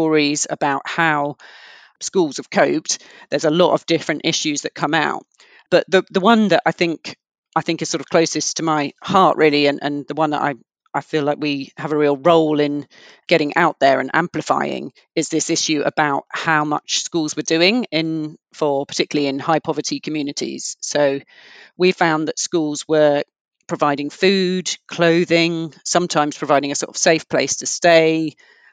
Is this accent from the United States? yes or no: no; London, United Kingdom; I grew up in London in kind of very diverse area